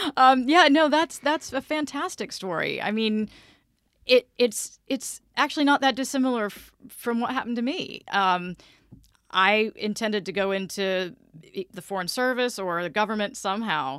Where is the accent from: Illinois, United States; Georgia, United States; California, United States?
Georgia, United States; Vidalia; moved away as an adult; also born or lived in Memphis, Tennessee; now in Orlando, United States; I grew up in Vidalia, Georgia, which is where the onions come from